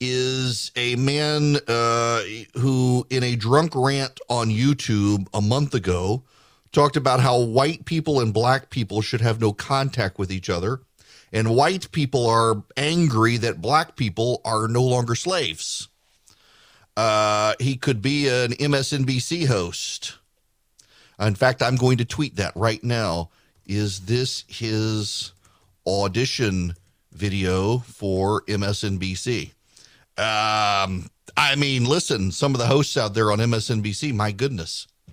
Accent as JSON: {"language": "English", "region": "Dubai", "country": "United Arab Emirates", "tie": "born or raised there", "said": "I don't necessarily have the quintessential American upbringing. I grew up in Dubai, moved there when I was 5 years old. We were definitely the minority in the country."}